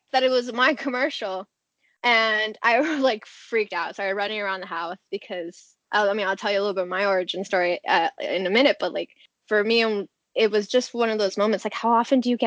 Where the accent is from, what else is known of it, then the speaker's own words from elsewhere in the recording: California, United States; now in Los Angeles, United States; I'm from California.